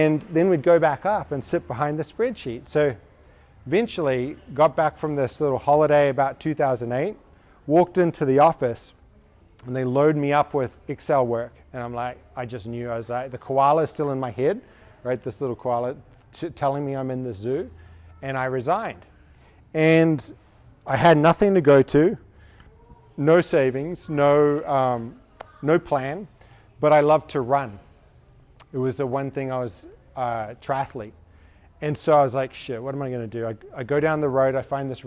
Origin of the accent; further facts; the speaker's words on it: New Zealand; moved away; I'm from New Zealand